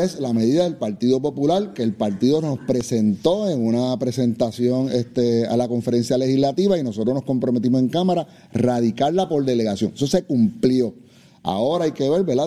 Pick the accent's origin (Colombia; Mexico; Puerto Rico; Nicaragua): Puerto Rico; Dorado; Yo soy de Dorado